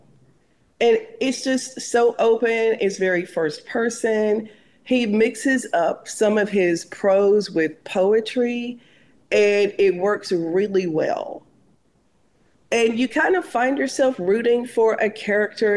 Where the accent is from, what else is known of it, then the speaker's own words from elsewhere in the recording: the South, United States; maybe I'm a Southerner, my great grandfather was a slave